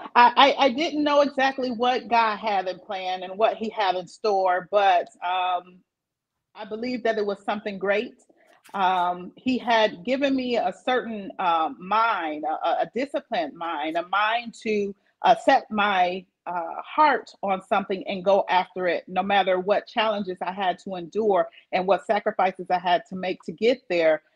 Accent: Flint, Michigan, United States; also born or lived in Battle Creek, Michigan; I was born in Flint, and then I spent um, some of my early childhood years here in Flint

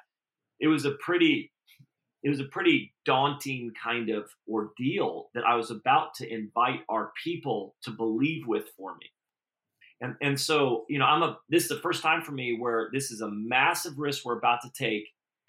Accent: Redding, California, United States; now in Folsom, United States; I grew up in Redding. It had 70,000 people in it.

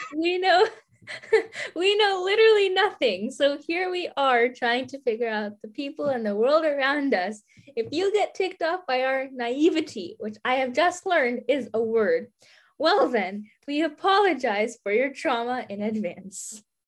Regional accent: United States; I'm American

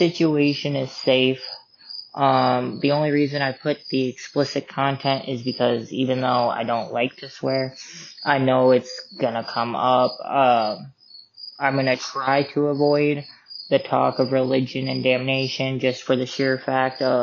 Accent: Sioux Falls, South Dakota, United States; growing up in Sioux Falls, South Dakota

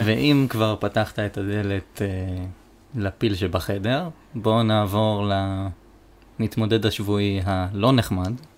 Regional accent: Haifa, Haifa District, Israel; אנחנו מחיפה

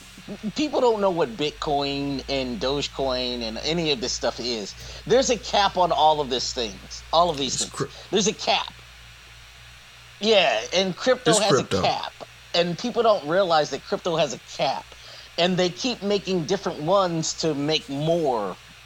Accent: California, United States; I'm a Californian.

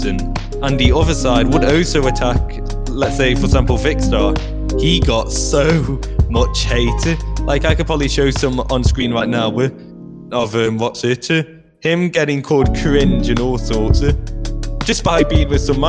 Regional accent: United Kingdom; we're British.

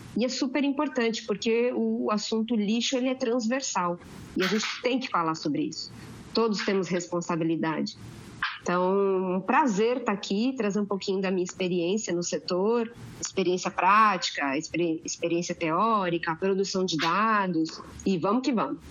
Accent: Santos, São Paulo, Brazil; eu sou de Santos. 013.

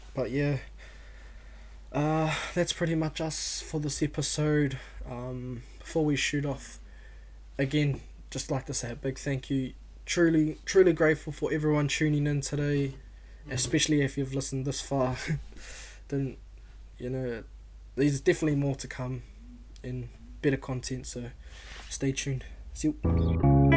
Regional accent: Auckland, New Zealand; I was born and raised in South Auckland, uh, Otara to be exact

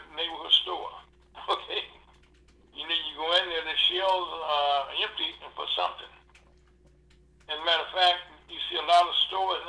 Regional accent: Louisiana, United States; I'm from Louisiana the same way

